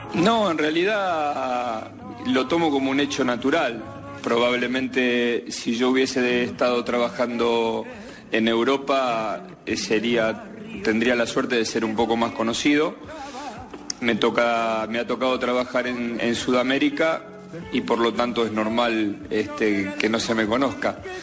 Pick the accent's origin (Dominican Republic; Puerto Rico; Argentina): Argentina; Rosario, Santa Fe; moved away; somos de Rosario